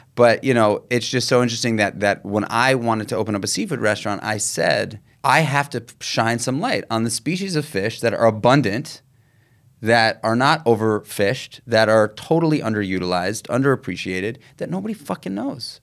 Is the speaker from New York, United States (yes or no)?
yes; New York City, New York, United States; I grew up in Manhattan. I grew up in New York City